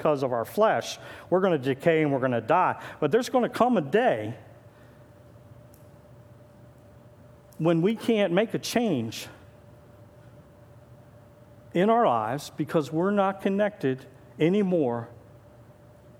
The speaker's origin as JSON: {"language": "English", "town": "Gaithersburg", "region": "Maryland", "country": "United States", "tie": "born or raised there", "moved": "yes", "lives_now": "Northwest Pennsylvania, United States", "said": "I was born and raised in Gaithersburg, Maryland"}